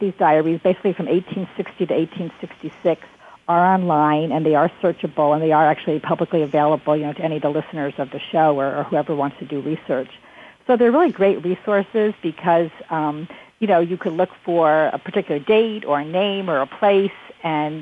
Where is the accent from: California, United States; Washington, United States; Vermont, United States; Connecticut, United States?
Connecticut, United States; New London; moved away as an adult; now in Alexandria, United States; I'm originally from New London, Connecticut